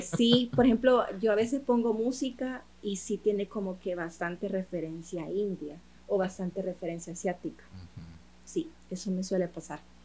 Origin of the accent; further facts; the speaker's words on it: El Salvador; soy salvadoreña, mi mercado es salvadoreño